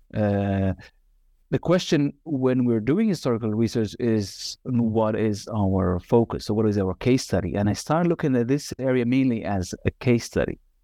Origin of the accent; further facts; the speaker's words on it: Nazareth, Northern District, Israel; moved away as an adult; also born or lived in Northern Galilee / Haifa / Tel Aviv; now in Amsterdam, Netherlands; I was born in Galilee, Northern Galilee, and, uh, was raised in Nazareth, then, uh, also a little bit in Haifa